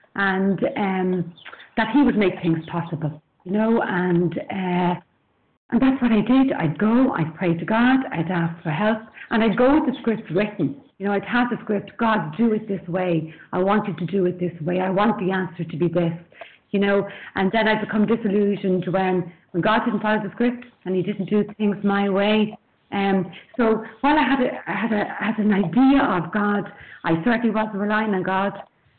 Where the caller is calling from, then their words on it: Dublin, Leinster, Ireland; I'm calling in from Dublin in Ireland.